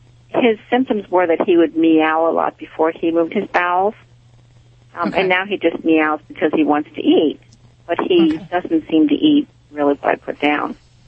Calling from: Morgantown, Pennsylvania, United States; I'm calling from Morgantown, Pennsylvania.

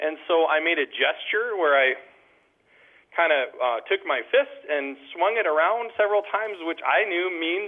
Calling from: Plaza, North Dakota, United States; I'm calling from Plaza, North Dakota.

